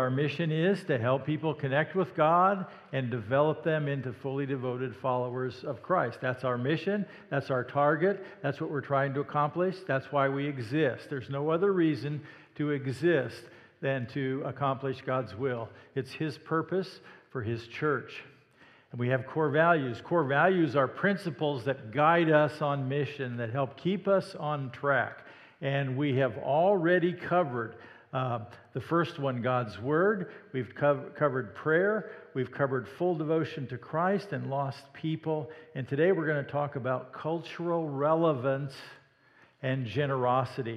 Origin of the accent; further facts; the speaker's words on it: Indianola, Iowa, United States; I was raised in Iowa, Indianola, Iowa, in fact, just south of Des Moines